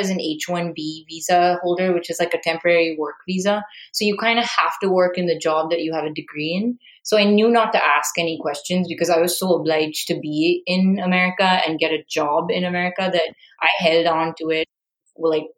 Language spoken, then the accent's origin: English; India; moved away; as an Indian